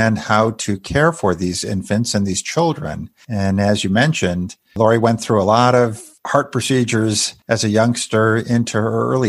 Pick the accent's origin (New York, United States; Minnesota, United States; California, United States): New York, United States; Western; I was playing competitive ice hockey growing up in Western New York.